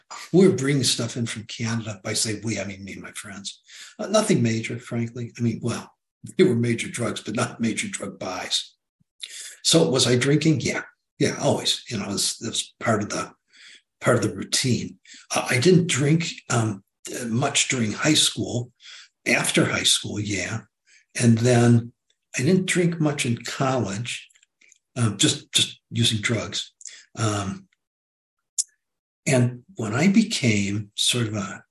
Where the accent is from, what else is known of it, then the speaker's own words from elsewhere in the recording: Detroit, Michigan, United States; in the northern suburbs of Detroit, which had been our hometown, which is my hometown